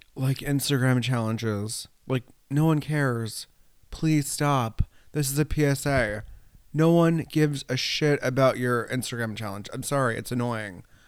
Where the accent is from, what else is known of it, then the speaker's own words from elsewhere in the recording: New York, United States; also born or lived in Italy; now in Rye, United States; I grew up in New York State.